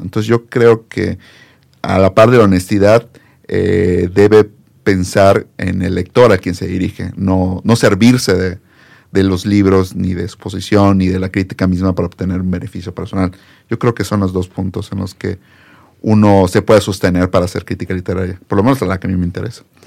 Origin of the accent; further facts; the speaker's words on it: Campeche, Mexico; moved away as an adult; also born or lived in Puebla; now in Mexico City, Mexico; yo soy de Campeche